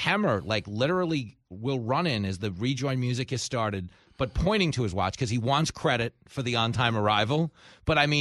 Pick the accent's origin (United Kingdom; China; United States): United States; New York; my hometown of New York